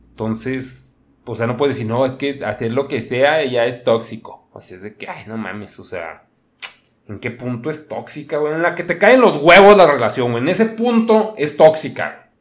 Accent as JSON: {"language": "Spanish", "region": "northern Mexico", "country": "Mexico", "said": "yo también soy un mexicano"}